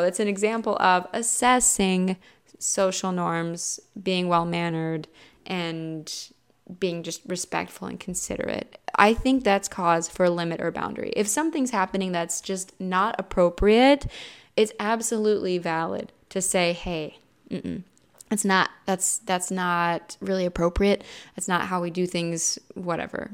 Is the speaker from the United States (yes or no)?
yes; Midwest, United States; I'm also from the Midwest